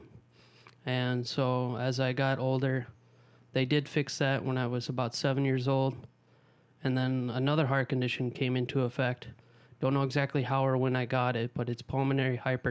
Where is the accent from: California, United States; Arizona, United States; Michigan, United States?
Arizona, United States; Tempe; also born or lived in Omaha, Nebraska; grew up actually in Tempe, Arizona